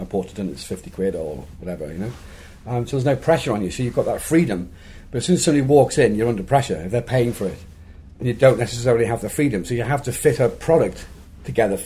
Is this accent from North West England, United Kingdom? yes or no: yes; Liverpool, North West England, United Kingdom; my hometown of Liverpool.